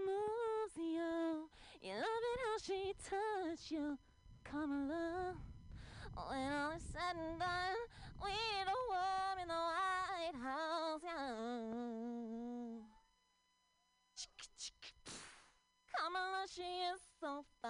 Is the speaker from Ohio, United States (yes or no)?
yes; Ohio, United States; now in San Francisco Bay Area, United States; I'm from Ohio